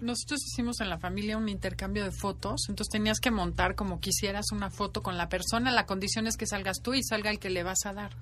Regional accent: Mexico; Soy feliz siendo mexicana, soy feliz de vivir aquí

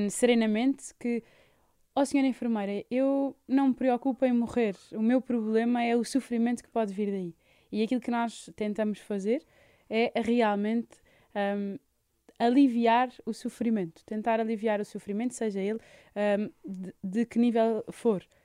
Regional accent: Lisbon, Portugal; born there; Nasci em Lisboa.

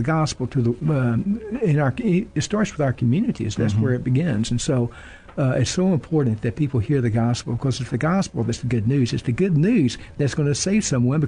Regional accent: Alice, Texas, United States; moved away as an adult; Born and raised in Alice, Texas

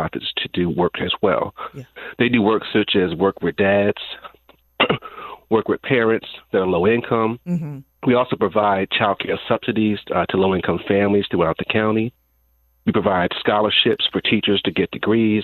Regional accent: New Jersey, United States; also born or lived in Florida; now in North Carolina, United States; I'm actually from New Jersey. I relocated here from Florida.

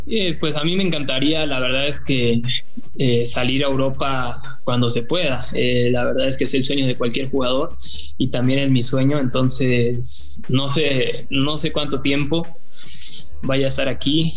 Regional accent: Mexico; also born or lived in Argentina; Yo desde los cuatro años que estoy viviendo aquí y la verdad es que yo ya me siento más mexicano que argentino

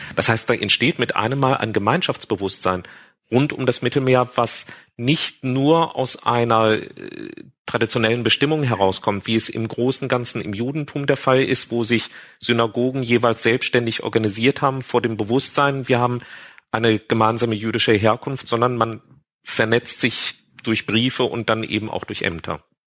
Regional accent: Marburg, Hesse, Germany; ich bin eben in Marburg aufgewachsen

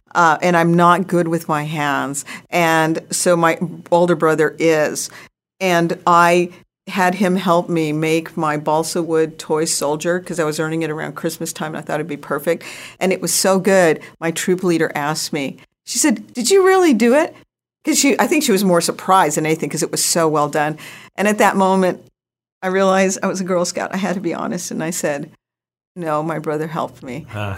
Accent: Rapid City, South Dakota, United States; born there; base, Ellsworth Air Force Base, in South Dakota, Rapid City, South Dakota, by Mount Rushmore. And I was born there on Ellsworth Air Force Base, South Dakota.

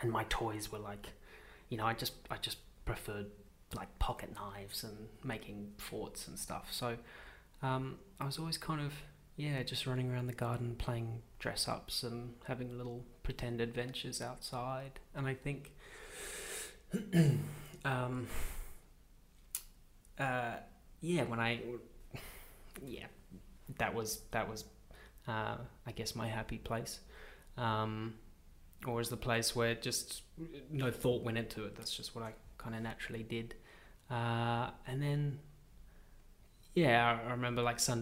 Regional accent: Pietermaritzburg, KwaZulu-Natal, South Africa; now in Sydney, Australia; I grew up in South Africa in a little agricultural town called Pietermaritzburg or Umgungundlovu.

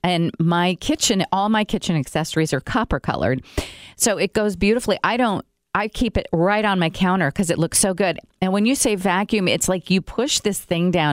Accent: Brazil; now in United States; I grew up in Brazil

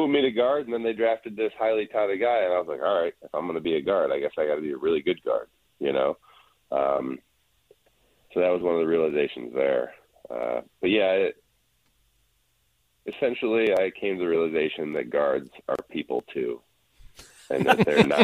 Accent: Midwest, United States; moved away; We're both from the Midwest

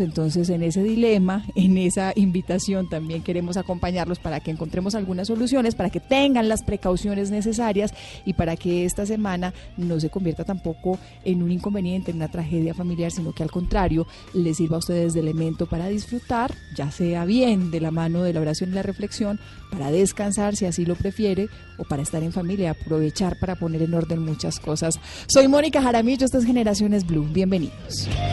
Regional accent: Marinilla, Antioquia, Colombia; yo soy de Marinilla, en Marinilla, Antioquia, se vive una de las Semanas Santas más bellas de, la región

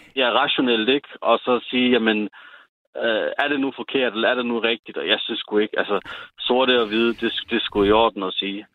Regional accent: Sønderborg, Southern Denmark, Denmark; born or raised there

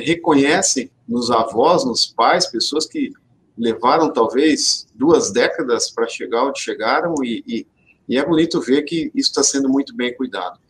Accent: interior of São Paulo, Brazil; Eu sou aqui do interior de São Paulo, sou filho de agricultor também.

